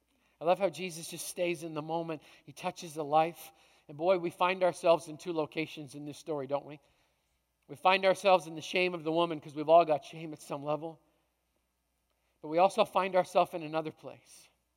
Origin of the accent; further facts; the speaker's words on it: Canada; I came from Canada.